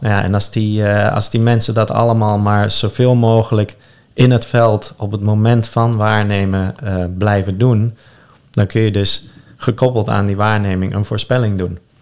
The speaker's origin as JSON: {"language": "Dutch", "country": "Netherlands", "said": "onze identiteit als Nederlander"}